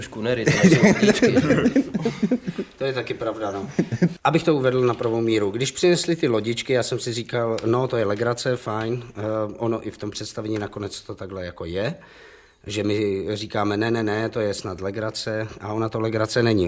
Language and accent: Czech; Havířov, Moravian-Silesian Region, Czechia; já jsem narozen v Havířově, babička byla Polka a to je jedno, takže jako já jsem nějak jako po našemu a polsky jako rozuměl